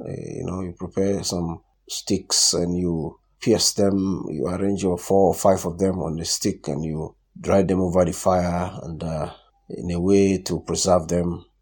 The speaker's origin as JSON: {"language": "English", "region": "southern Nigeria", "country": "Nigeria", "tie": "born or raised there", "said": "I'm from Nigeria"}